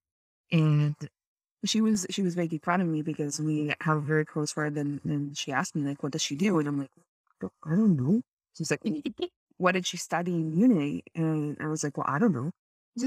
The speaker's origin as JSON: {"language": "English", "country": "Israel", "moved": "as an adult", "lives_now": "Canada", "said": "I'm from Israel originally, and I moved to Canada 4.5 years ago"}